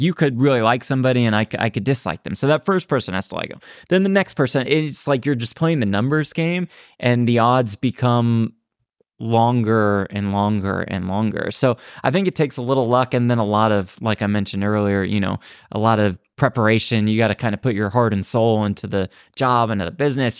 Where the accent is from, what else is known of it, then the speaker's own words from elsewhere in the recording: Dallas, Texas, United States; also born or lived in Los Angeles, United States; now in Las Vegas, United States; I'm from Dallas originally went to school at USC